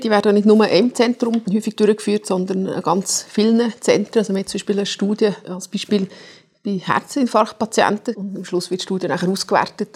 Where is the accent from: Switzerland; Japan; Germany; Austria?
Switzerland; Zurich; als Zürcher